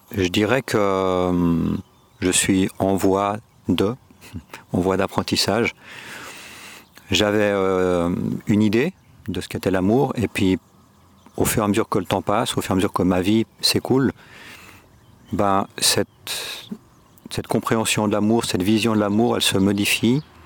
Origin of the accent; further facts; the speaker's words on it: Geneva, Switzerland; moved away as an adult; now in Córdoba, Spain; je suis né en Suisse, à Genève. Mes parents sont espagnols